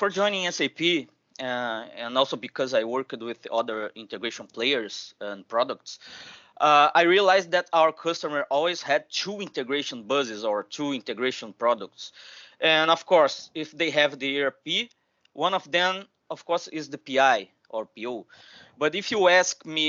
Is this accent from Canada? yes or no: no; Rio de Janeiro, Brazil; I'm from Rio de Janeiro. I'm based in Brazil.